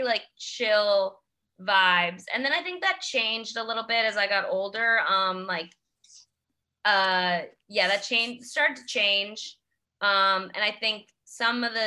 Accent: New York City, New York, United States; I am from Queens. I grew up in Queens.

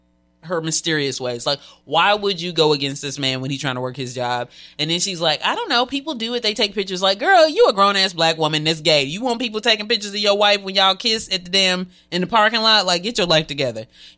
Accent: Nashville, Tennessee, United States; I'm from Nashville, so let me be clear.

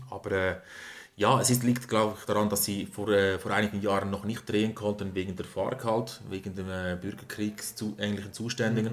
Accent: Galicia, Spain; moved away; das relativ nahe ist, wo ich herkomme

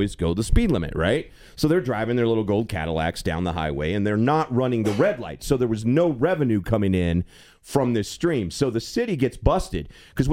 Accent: Kentucky, United States; moved away; I'm from Kentucky

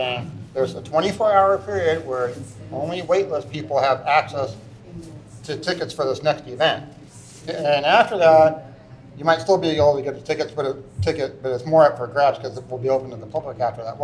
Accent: Fountain Valley, California, United States; I grew up in Fountain Valley

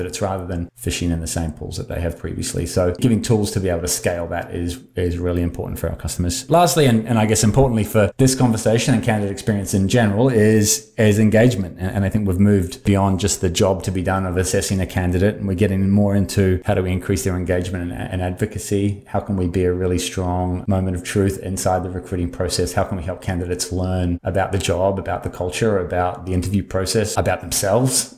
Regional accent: New Zealand; also born or lived in Australia; now in Bay Area, United States; I live in the Bay Area. I don't sound like it. I grew up in New Zealand, spent a long time in Australia

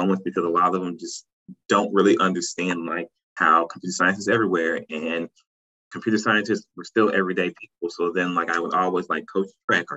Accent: St. Louis, Missouri, United States; also born or lived in Nashville, Tennessee; now in South Carolina, United States; I'm originally from St. Louis, Missouri.

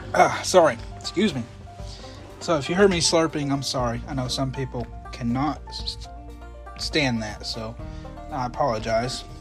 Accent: Kentucky, United States; I'm from Kentucky

